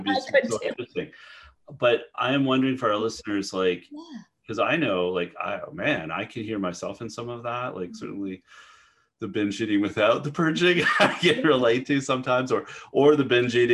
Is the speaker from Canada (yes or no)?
yes; Canada; moved away; I'm Canadian originally